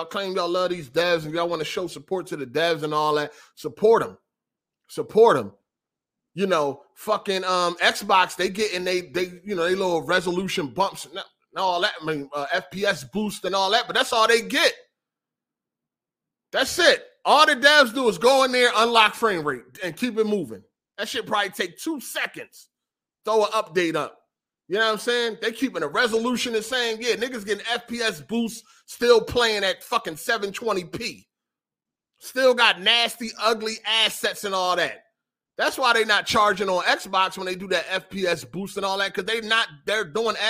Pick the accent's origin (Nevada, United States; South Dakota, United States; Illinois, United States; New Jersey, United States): Illinois, United States; Chicago; I'm from Chicago. Like, this shit ain't about nothing.